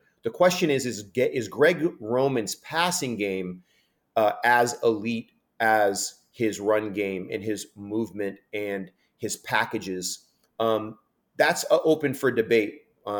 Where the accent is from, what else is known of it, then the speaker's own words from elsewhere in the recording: Northern California, United States; I grew up in Northern California.